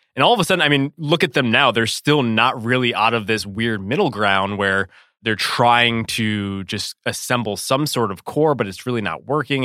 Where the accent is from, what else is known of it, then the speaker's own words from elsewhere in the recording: Connecticut, United States; I was growing up in Connecticut, just a young husky pup